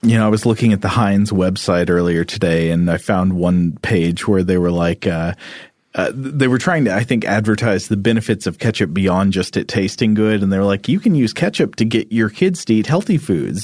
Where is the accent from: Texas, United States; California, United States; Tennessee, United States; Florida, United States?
Tennessee, United States; Chattanooga; born or raised there